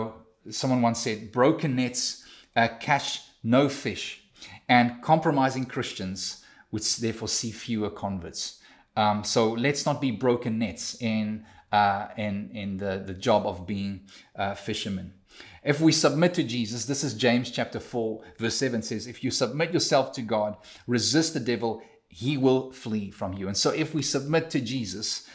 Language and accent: English; South Africa; now in Canada; me as a South African living in Canada